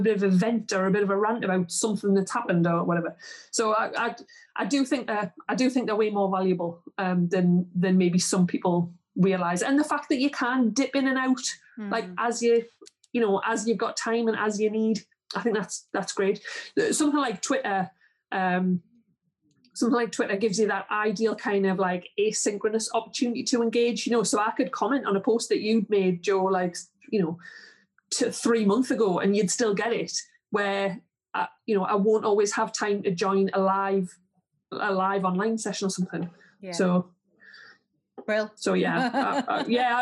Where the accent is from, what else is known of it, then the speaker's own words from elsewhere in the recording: Geordie, North East England, United Kingdom; accent: Geordie; also born or lived in southeast Northumberland; Jodie's just, it's not a good accent